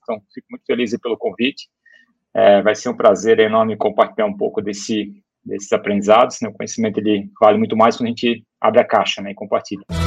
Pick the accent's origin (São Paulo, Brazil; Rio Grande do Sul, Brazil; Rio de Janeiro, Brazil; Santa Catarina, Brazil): Santa Catarina, Brazil; Brusque; eu sou de uma cidade pequena, Brusque, ou como a gente fala aqui, Brusque